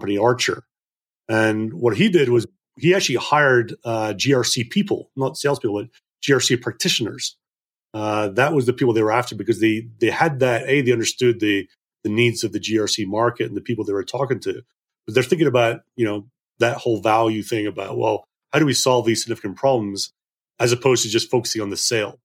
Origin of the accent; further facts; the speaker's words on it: Scotland, United Kingdom; also born or lived in Dubai; I'm from Scotland originally, and I was at boarding school in Scotland, but my parents lived in Dubai